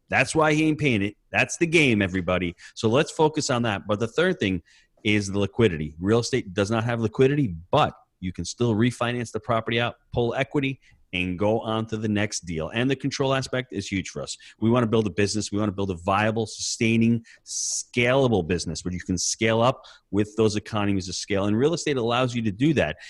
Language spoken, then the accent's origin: English; New York, United States; being a New Yorker